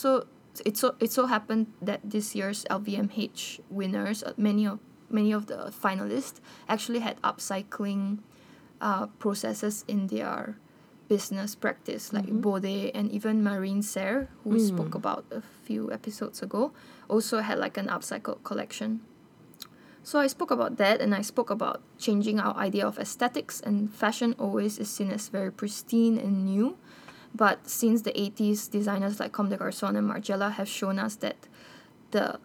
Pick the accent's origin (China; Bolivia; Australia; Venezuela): Bolivia; moved away; I'm actually from Bolivia